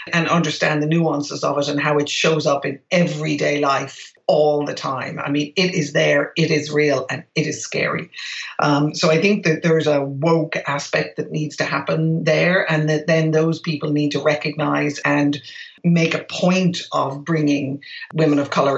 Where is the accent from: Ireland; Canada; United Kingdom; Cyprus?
Ireland; moved away as an adult; I grew up in Ireland in a predominantly white environment